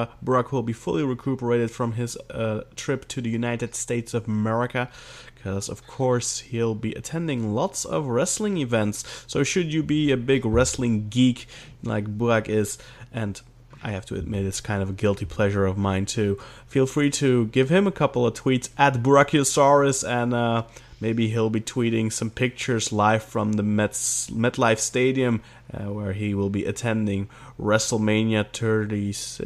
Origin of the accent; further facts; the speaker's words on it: Belgium; English is a second language; in Belgium they don't dub, or at least they did not use to dub when I was a kid. So I learned it from subtitles.